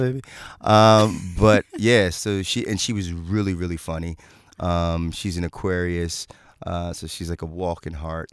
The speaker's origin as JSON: {"language": "English", "town": "Philadelphia", "region": "Pennsylvania", "country": "United States", "tie": "born or raised there", "said": "I grew up in Philadelphia"}